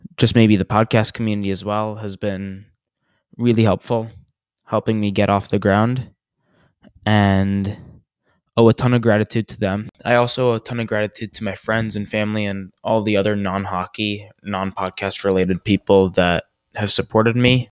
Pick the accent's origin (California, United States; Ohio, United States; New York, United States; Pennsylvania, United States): New York, United States; moved away; I am originally from New York, and I am a huge Ranger fan